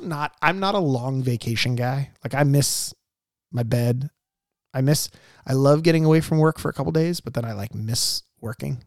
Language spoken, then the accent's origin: English; Mission Viejo, California, United States; Grew up in Mission Viejo